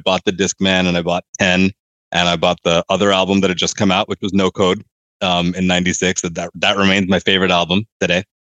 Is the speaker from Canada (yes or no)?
no; Laos; also born or lived in New York, United States / Malaysia; So I was born in New York. Started moving abroad when I was about 7 and then moved back when I was 14. So a lot of what I consider my growing up from 7 to 14 was in Laos and Malaysia.